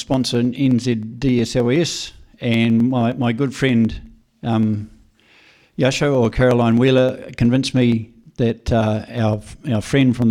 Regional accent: Marlborough, New Zealand; I'm from Marlborough. I've got a vineyard just out of Blenheim.

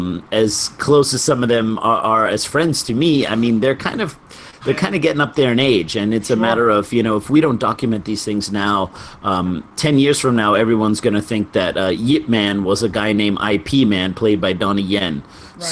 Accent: New York, United States; I'm a New Yorker.

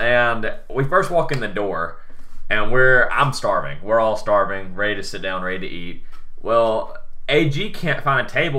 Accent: the South, United States; accent: southern; my southern accent is not that bad.

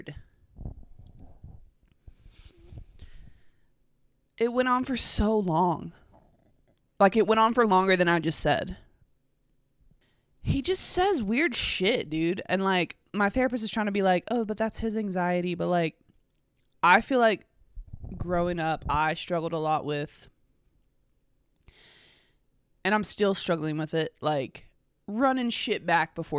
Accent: North Carolina, United States; I'm from North Carolina, and I was raised in a Chapel Hill, Tar Heel household.

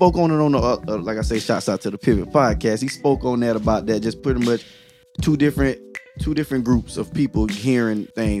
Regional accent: Orlando and Winter Garden, Orange County, Florida, United States; we're from Orlando and Winter Garden, all those Orange County, Florida.

